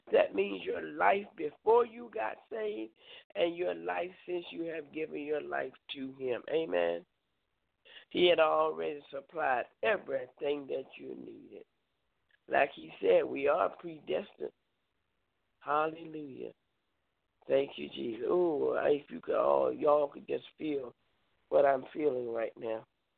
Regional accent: Concord, North Carolina, United States; now in Danville, United States; I came from Charlotte, Concord area and ended up here in Danville.

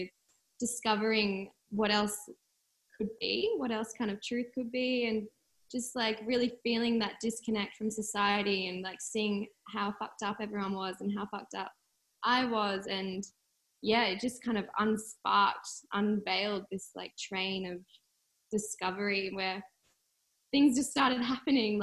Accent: Sydney, New South Wales, Australia; I grew up on the Northern Beaches in Sydney.

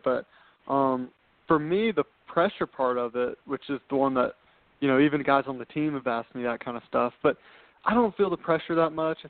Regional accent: Atlanta, Georgia, United States; I'm from Atlanta, Georgia. That's where I've grown up

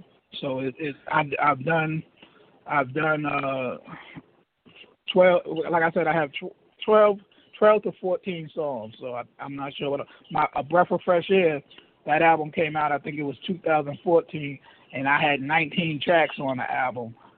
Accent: New York City, New York, United States; moved away as an adult; also born or lived in Harlem, New York / St. Albans, Queens, New York; now in Daytona Beach, United States; I'm from Riverdale. I was in I grew up my mother lived in the Bronx, Riverdale, the Riverdale section of the Bronx.

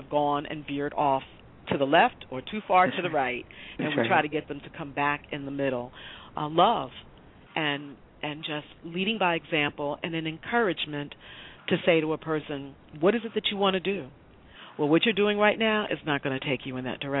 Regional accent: New York City, New York, United States; I grew up in the Bronx as a small child

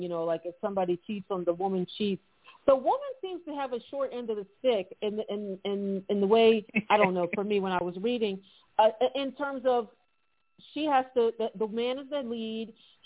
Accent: United States; as an American

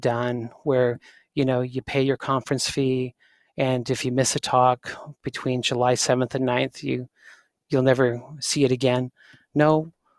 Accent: Canada; people think I got an accent. I'm just Canadian

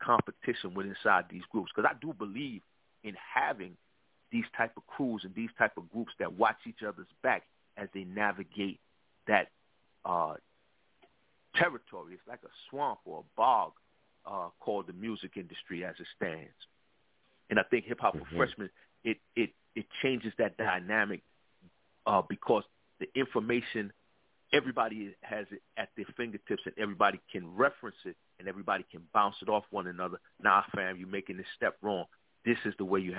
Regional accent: New York City, New York, United States; I'm from the East Coast, of course. I'm from Brooklyn, New York.

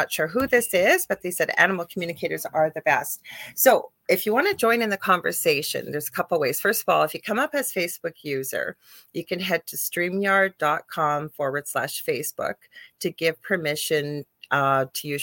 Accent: Canada; I am a Canadian spiritual a psychic medium

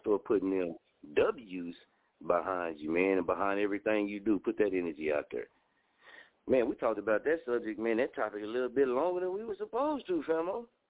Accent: Muskogee, Oklahoma, United States; moved away; also born or lived in Las Vegas, Nevada; I'm from Muskogee, Oklahoma

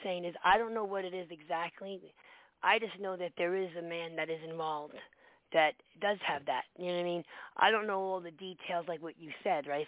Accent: New York City, New York, United States; I grew up in the Bronx

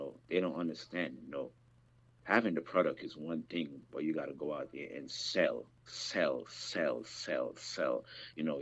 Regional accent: Jamaica; I'm from the Caribbean. I'm from Jamaica

